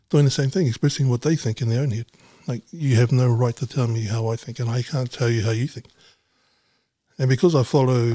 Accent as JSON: {"language": "English", "region": "Auckland", "country": "New Zealand", "tie": "born or raised there", "said": "born and raised in Mangere East."}